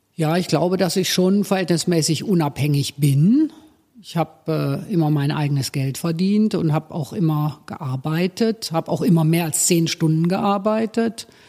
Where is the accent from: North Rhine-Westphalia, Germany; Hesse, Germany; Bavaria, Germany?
North Rhine-Westphalia, Germany; Cologne; meiner Heimatstadt